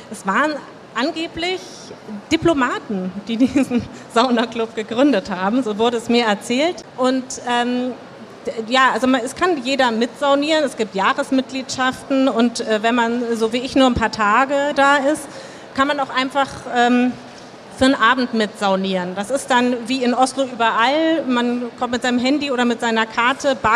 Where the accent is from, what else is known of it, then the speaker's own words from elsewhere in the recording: Hamburg, Germany; Also klar, Hafenviertel muss ich, wir als Hamburger wissen, wie das ist.